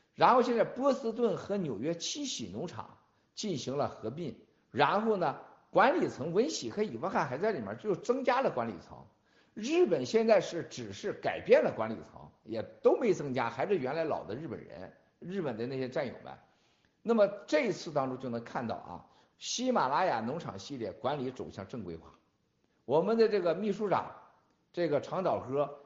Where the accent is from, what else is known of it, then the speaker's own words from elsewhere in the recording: China; 我们中国人